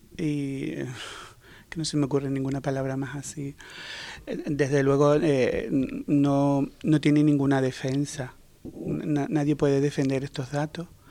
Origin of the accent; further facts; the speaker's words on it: Canary Islands, Spain; soy canario